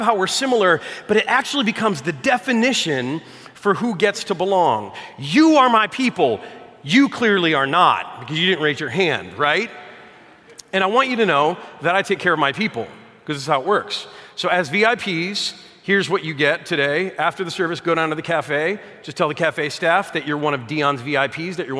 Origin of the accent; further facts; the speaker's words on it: Detroit, Michigan, United States; I'm from Detroit